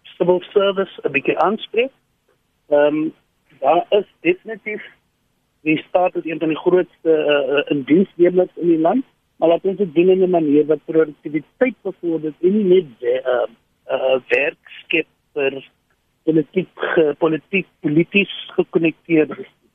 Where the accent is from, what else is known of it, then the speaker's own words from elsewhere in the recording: South Africa; ons as Suid-Afrikaners